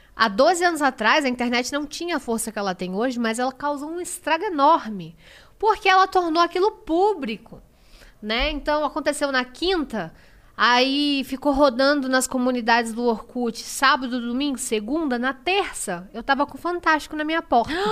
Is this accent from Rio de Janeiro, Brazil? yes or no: no; Diadema, São Paulo, Brazil; Eu nasci em Diadema, eu venho da comunidade. Eu trabalhava num mercadinho.